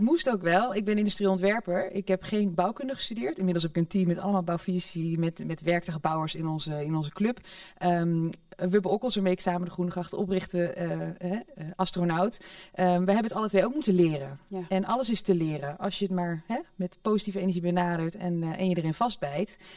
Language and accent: Dutch; Netherlands; we zijn zo nuchter als Hollanders